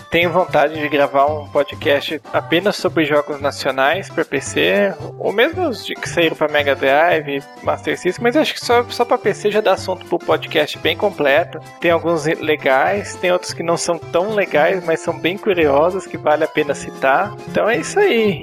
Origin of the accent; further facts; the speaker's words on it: Minas Gerais, Brazil; also born or lived in Varginha; Moro atualmente em Varginha, sou de Minas Gerais